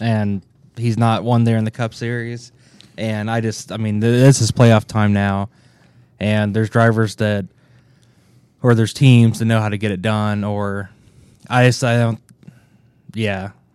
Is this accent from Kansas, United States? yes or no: yes; Kansas City, Kansas, United States; I grew up in Kansas City, Kansas.